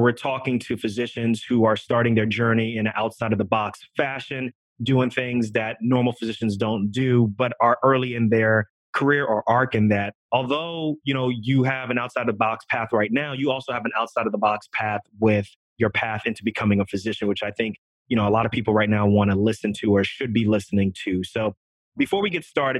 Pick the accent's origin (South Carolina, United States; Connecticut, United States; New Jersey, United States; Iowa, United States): New Jersey, United States; Irvington; I grew up in Irvington